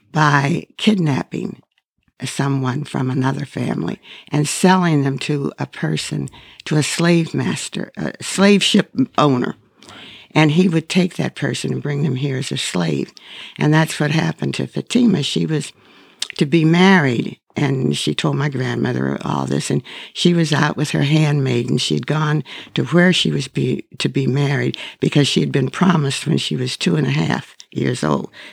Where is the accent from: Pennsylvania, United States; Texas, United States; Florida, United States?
Pennsylvania, United States; Pittsburgh; I grew up in Pittsburgh